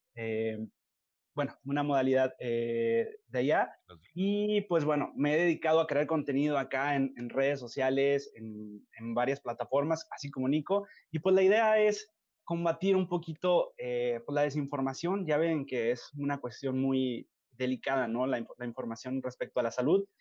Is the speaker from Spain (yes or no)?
no; Nuevo Laredo, Tamaulipas, Mexico; yo soy de Nuevo Laredo